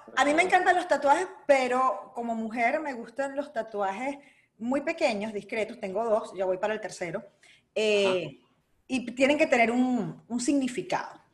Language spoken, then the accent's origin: Spanish; Tía Juana, Zulia, Venezuela; also born or lived in Caracas, Venezuela; now in Orlando, United States; yo me crié en el estado Zulia, aunque nací en Caracas